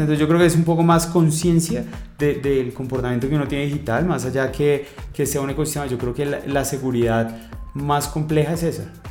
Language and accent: Spanish; Colombia; somos 43, 45 millones de colombianos